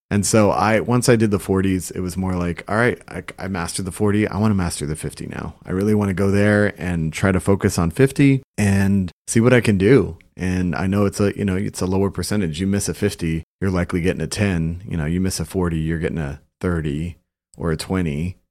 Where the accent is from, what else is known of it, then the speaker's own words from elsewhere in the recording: Brownsville, Texas, United States; I'm from Brownsville